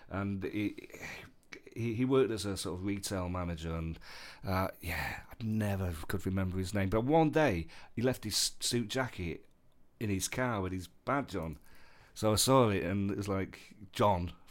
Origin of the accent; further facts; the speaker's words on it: East of England, United Kingdom; every everyone from Essex had that joke. I'm from Essex.